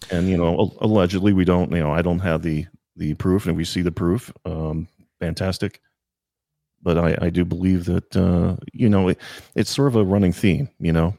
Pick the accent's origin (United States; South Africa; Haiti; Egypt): United States; Virginia; moved away as an adult; also born or lived in Washington, D.C.; I grew up on the other side of the river in, uh, uh, Virginia